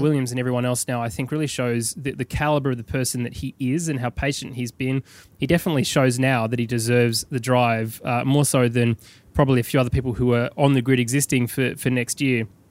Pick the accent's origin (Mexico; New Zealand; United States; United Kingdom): United Kingdom